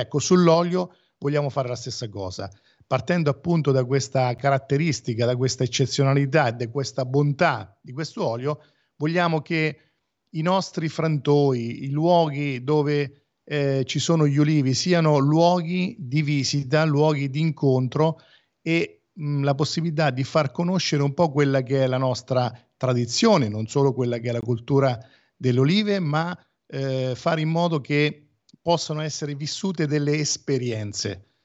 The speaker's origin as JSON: {"language": "Italian", "town": "Porto San Giorgio", "region": "Marche", "country": "Italy", "said": "io sono di Porto San Giorgio e quindi alla provincia di Fermo"}